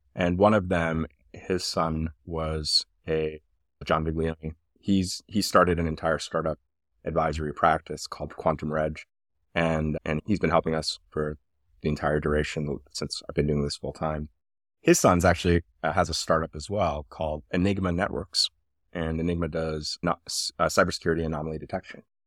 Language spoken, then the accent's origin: English; Havertown, Pennsylvania, United States; also born or lived in Iran / Switzerland / Germany / Atlanta, Georgia; I grew up right outside of Philadelphia in Havertown